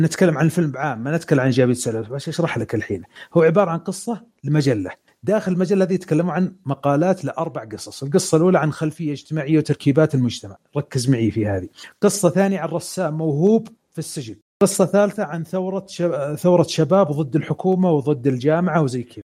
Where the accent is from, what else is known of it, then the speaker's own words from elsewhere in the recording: Saudi Arabia; عندنا في السعوديه